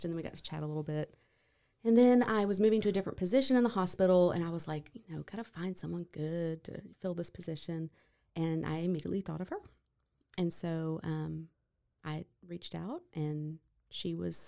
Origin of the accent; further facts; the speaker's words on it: Waco, Texas, United States; also born or lived in Arizona; I am from Waco, Texas.